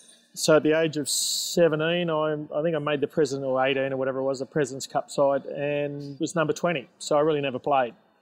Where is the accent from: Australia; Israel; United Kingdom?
Australia; Engadine, New South Wales; born or raised there; also born or lived in North Sydney